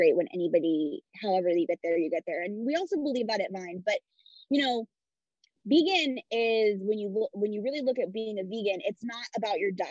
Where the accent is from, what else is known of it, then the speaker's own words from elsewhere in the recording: Midwest, United States; I grew up Italian in the Midwest